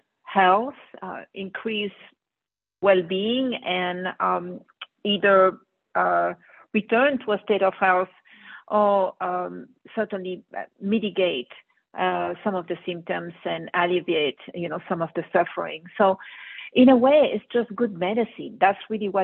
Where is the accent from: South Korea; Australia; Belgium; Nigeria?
Belgium; Brussels, Brussels-Capital Region; moved away as an adult; now in United States; I grew up in Belgium, Brussels, where I went to medical school, and then moved into the U.S.